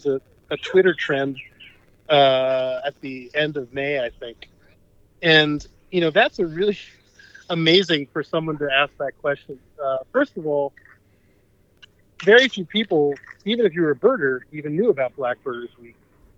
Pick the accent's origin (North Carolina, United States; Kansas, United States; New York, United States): New York, United States; New York City; now in Massachusetts, United States; I grew up in New York City, which actually has a lot of nature if you look for it, and I grew up in a little corner of the Bronx called Riverdale, which actually had lots of trees back in the 70s